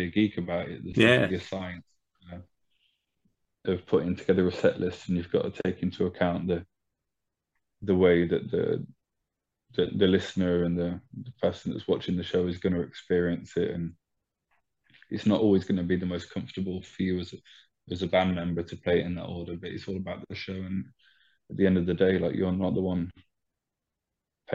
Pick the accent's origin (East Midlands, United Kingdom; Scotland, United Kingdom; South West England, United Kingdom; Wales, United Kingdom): East Midlands, United Kingdom; Leicester; moved away as an adult; now in France; I'm from Leicester myself, it's a place where I played my very first show ever